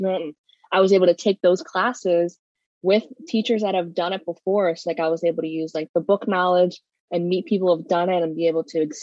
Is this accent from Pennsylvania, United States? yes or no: yes; Philadelphia, Pennsylvania, United States; I'm from South Philly